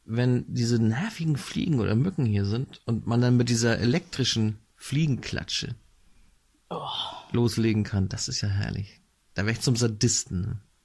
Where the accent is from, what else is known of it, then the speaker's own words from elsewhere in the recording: Northern Germany, Germany; Ich bin hier im Norden aufgewachsen